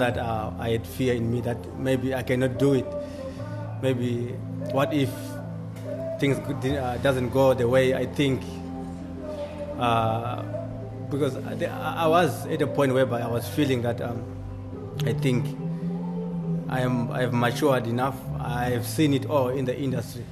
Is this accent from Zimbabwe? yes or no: yes; Zimbabwe; now in Cape Town, South Africa; I am originally from Zimbabwe, living in Cape Town